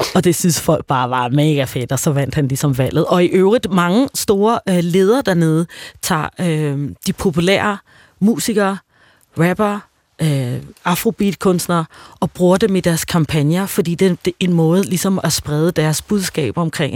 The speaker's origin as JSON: {"language": "Danish", "country": "Tanzania", "tie": "born or raised there", "moved": "yes", "lives_now": "Denmark", "said": "jeg voksede op i Tanzania"}